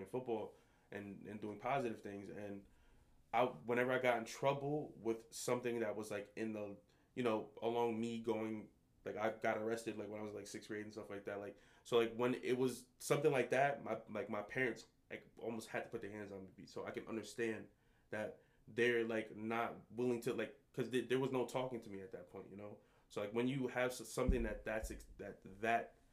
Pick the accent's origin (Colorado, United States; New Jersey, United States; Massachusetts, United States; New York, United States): New Jersey, United States; Paterson; also born or lived in Montclair, New Jersey / Jamaica (ancestry); When I was younger, I grew up in Patterson